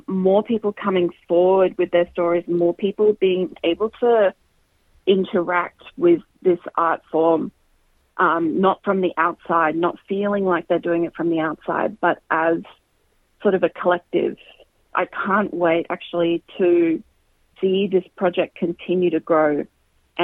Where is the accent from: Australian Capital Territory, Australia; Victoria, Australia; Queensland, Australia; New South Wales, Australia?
Queensland, Australia; I grew up in Queensland